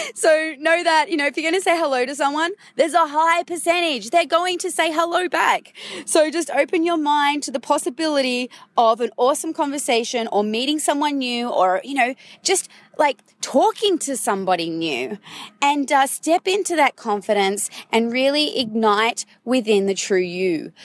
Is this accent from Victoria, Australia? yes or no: no; Sydney, New South Wales, Australia; we're both from Sydney